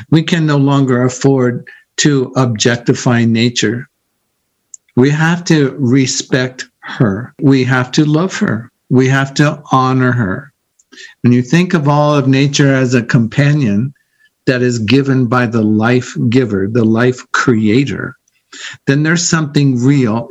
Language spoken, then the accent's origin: English; Iowa, United States; moved away as an adult; also born or lived in San Diego; I'm from Iowa and I'm going to go to college in San Diego